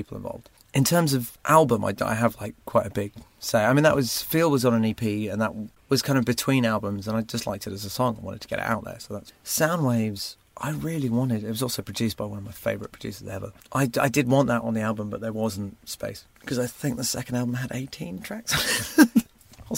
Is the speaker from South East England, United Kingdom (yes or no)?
yes; Surrey, South East England, United Kingdom; It's kind of Surrey. Nearest landmark is Gatwick Airport, kind of between Reigate and Redhill